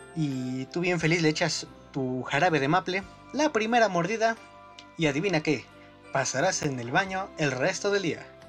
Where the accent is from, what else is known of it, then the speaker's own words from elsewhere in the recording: Mexico; yo soy el único que no, no queda como mexicano